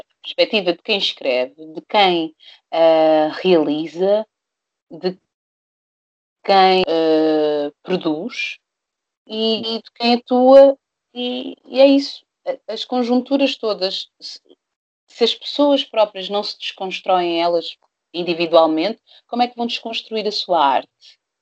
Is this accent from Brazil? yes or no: no; Portugal; Eu nasci em Portugal, sou hum. negra, sou preta